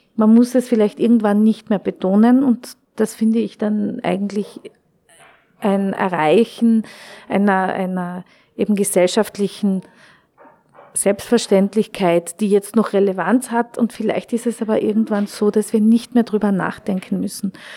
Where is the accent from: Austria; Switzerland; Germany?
Austria; Klagenfurt, Carinthia; moved away as an adult; also born or lived in Wolfsberg / Köttmannsdorf; now in Vienna, Austria; ich bin geboren in Wolfsberg, ich bin in Klagenfurt aufgewachsen